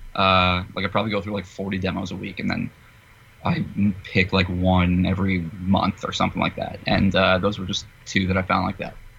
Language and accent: English; New Jersey, United States; I grew up in Jersey